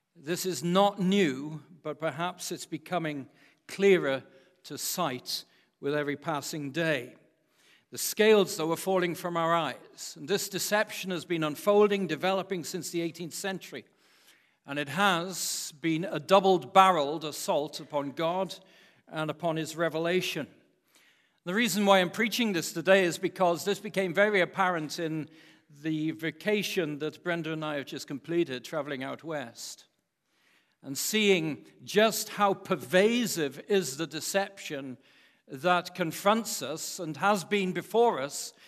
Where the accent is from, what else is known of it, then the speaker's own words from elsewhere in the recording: Wales, United Kingdom; as a Welshman